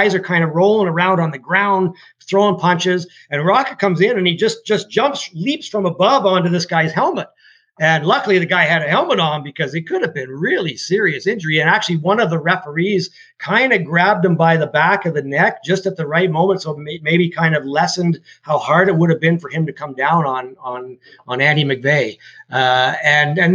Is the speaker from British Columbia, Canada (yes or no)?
no; London, Ontario, Canada; now in Toronto, Canada; I grew up in London, Ontario